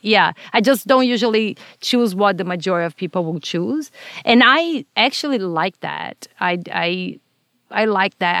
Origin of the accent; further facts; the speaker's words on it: Brazil; English is a second language; now in United States; Growing up in Brazil, I was mostly exposed to Catholicism and Spiritism.